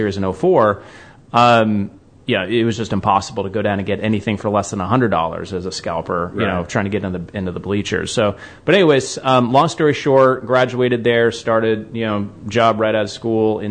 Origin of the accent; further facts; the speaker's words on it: Georgia, United States; moved away as an adult; also born or lived in Western North Carolina; now in Vincennes, United States; I grew up in Georgia and lived there for about 20 years.